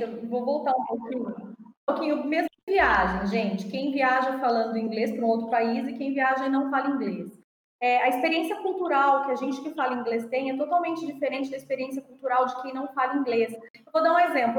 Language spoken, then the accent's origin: Portuguese; Brazil; accent: Brazilian; A gente também tem sotaque de brasileiro